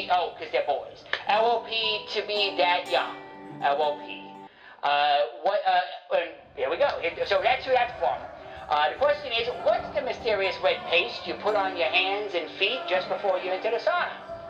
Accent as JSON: {"language": "English", "region": "Wales", "country": "United Kingdom", "tie": "born there", "said": "because my accent. I wasn't born in the United States, I was born in Wales."}